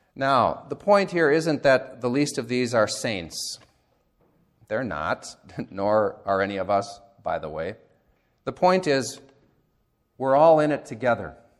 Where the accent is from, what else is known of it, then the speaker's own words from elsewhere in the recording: United States; as American Christians